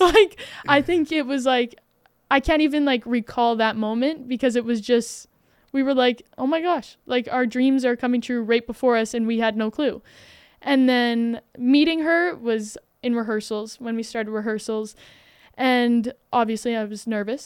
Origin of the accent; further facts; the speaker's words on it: Alberta, Canada; I'm from Alberta